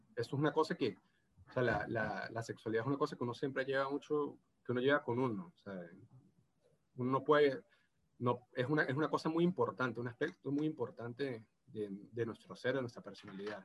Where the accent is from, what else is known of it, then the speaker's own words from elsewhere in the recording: San Cristóbal, Táchira, Venezuela; accent: gocho; moved away as an adult; now in Rio de Janeiro, Brazil; hablo portugués gocho